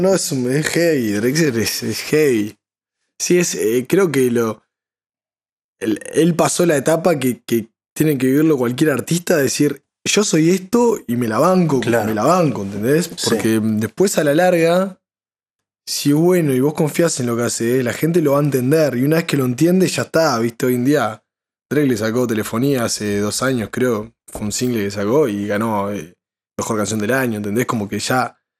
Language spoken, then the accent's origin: Spanish; Uruguay; todos salimos de, Uruguay